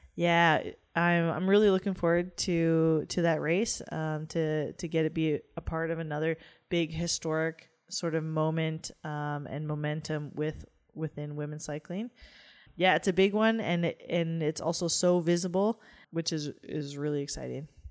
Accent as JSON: {"language": "English", "country": "Canada", "said": "as a Canadian"}